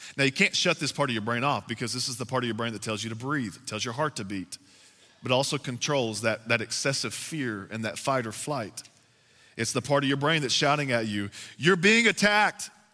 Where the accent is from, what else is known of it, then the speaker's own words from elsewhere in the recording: Texas, United States; moved away; I am from the South. I'm from Texas, and we got to go back home to Texas